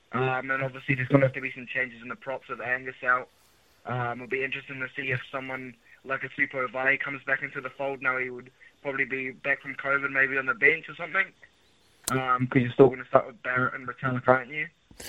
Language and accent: English; New Zealand; I'd like them to win, obviously, because I'm from New Zealand, so I'm backing the Māori All Blacks.